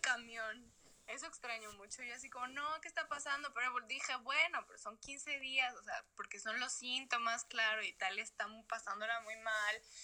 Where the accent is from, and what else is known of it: Mexico; moved away as an adult; now in Madrid, Spain